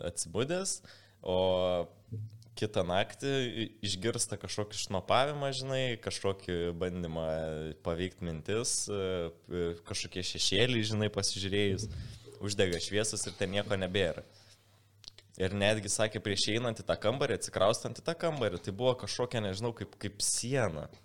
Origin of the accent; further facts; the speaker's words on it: Lithuania; mes lietuvių biški tokia specifinė tauta esam